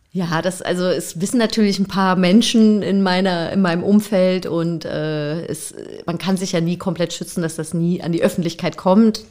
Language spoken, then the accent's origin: German; Freiburg im Breisgau, Baden-Württemberg, Germany; moved away; bin ich halt nicht im, in, im Osten sozusagen groß geworden, sondern in Freiburg im Breisgau